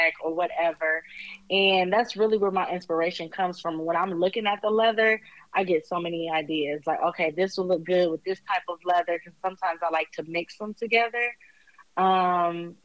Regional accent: Toledo, Ohio, United States; now in Columbus, United States; Okay, so I live in the Midwest. I am in Columbus, Ohio. Nice. I was born in Toledo, Ohio, however.

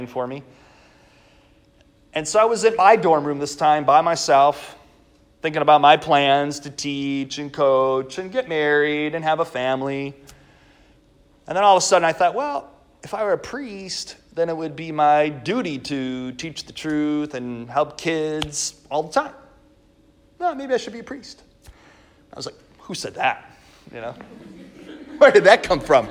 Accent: Milwaukee, Wisconsin, United States; I was from Wisconsin. I grew up in Milwaukee.

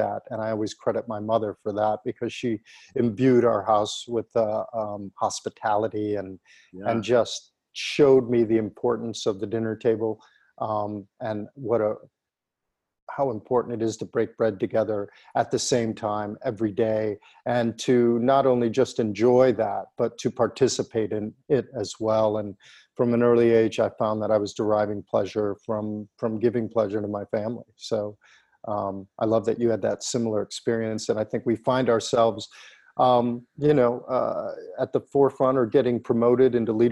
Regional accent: Plymouth, Michigan, United States; in my hometown of Plymouth, Michigan

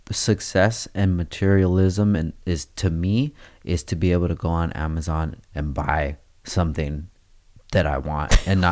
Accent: Oxnard, California, United States; I'm from Oxnard, babe.

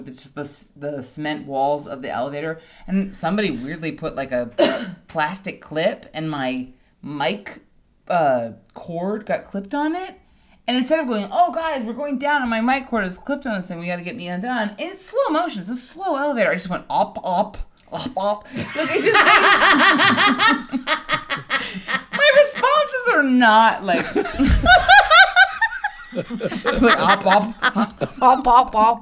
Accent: Hawaii, United States; moved away; I grew up in Hawaii

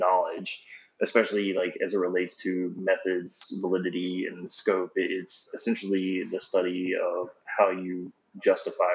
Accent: the South, United States; accent: Southern; my Southern accent

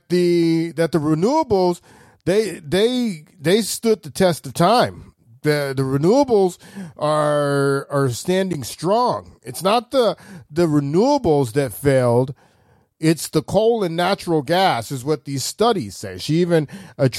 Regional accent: Texas Gulf Coast, United States; I'm from Texas. Grew up, born and raised in Texas on the Gulf Coast.

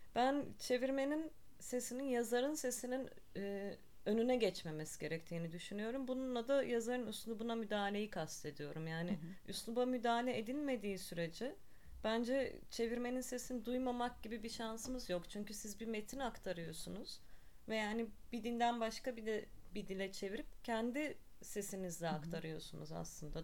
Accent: Ankara, Turkey; also born or lived in Barcelona; 1982'de Ankara'da doğdum

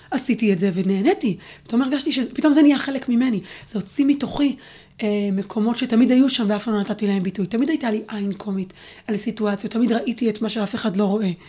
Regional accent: Neve Tzuf, West Bank, Palestine; גדלתי בנווה צוף, וגם שם כשהייתי בכיתה א', אה, גרנו שם בעצם ארבע וחצי שנים עד שאבא שלי נהרג

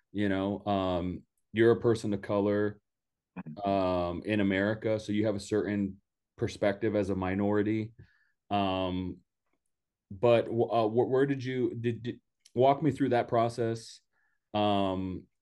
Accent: Donna, Texas, United States; I'm from Donna, Texas. I'm from the Rio Grande Valley

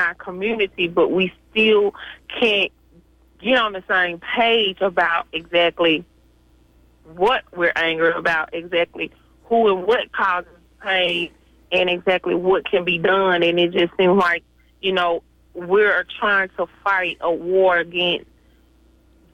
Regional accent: Mississippi, United States; I'm from Mississippi

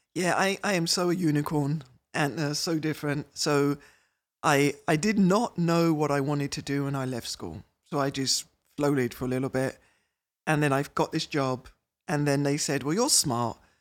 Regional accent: United Kingdom; moved away as an adult; now in Minnesota, United States; I'm British

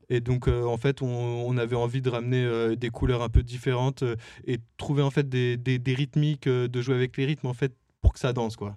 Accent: France; on est français, c'est vrai

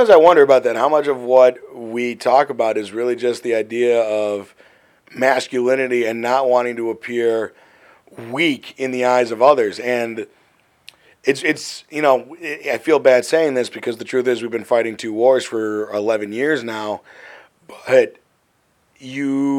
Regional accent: Glenview, Illinois, United States; I come from Glenview

